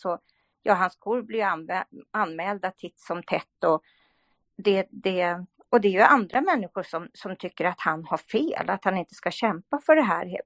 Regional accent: Sweden; Vi svenskar, vi, vi är mycket räddare och vågar inte säga vad vi tycker

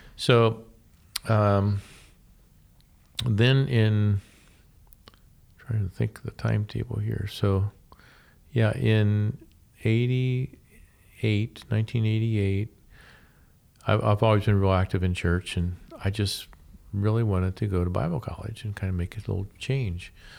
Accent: Columbus, Ohio, United States; moved away as an adult; also born or lived in Portland, Oregon / Findlay, Ohio; I was born and raised in the Columbus area

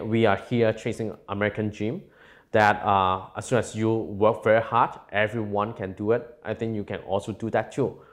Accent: Hong Kong; also born or lived in California; by the time that I was growing up in Hong Kong, I'm from a very low-income family

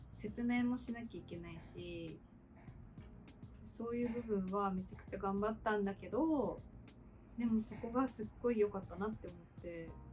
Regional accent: Japan; first language Japanese; moved away as an adult; also born or lived in Australia

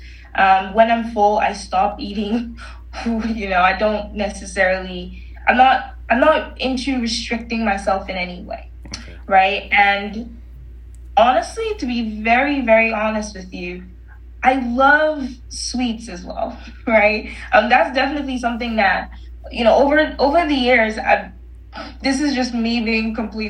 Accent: Nigeria; moved away; I'm originally Nigerian

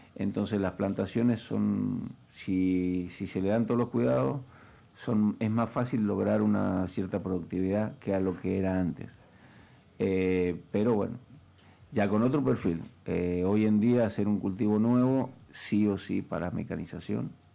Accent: Argentina

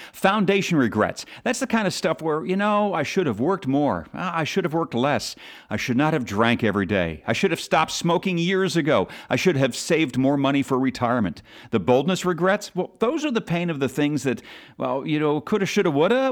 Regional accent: Philadelphia, Pennsylvania, United States; my hometown team, the Eagles

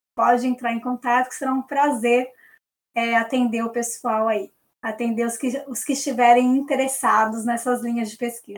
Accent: Brazil; a gente é brasileiro

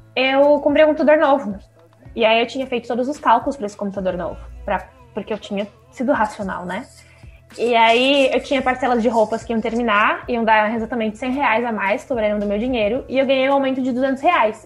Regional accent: Santa Catarina, Brazil; eu sou de Santa Catarina

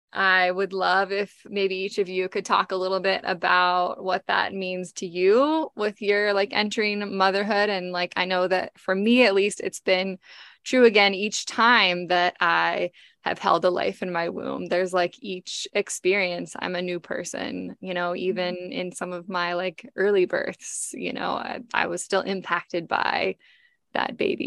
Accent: Seattle, Washington, United States; There were two of them that lived in Seattle actually, and I grew up on the West Side.

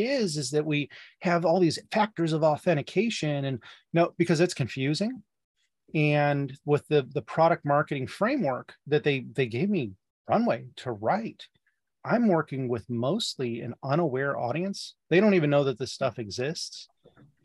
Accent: Midwest, United States; as a Midwesterner

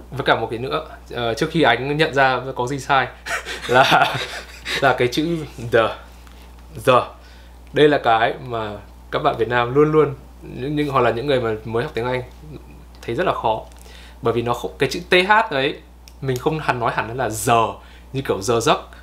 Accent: Vietnam; mình là người Việt

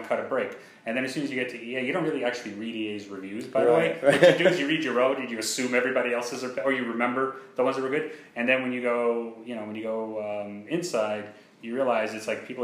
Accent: New York, United States; moved away as an adult; now in Orlando, United States; I've been in New York my whole life

